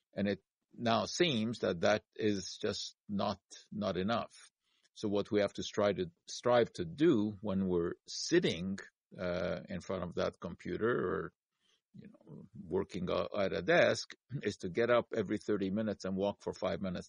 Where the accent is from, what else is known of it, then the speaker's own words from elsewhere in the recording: Montreal, Quebec, Canada; growing up in Montreal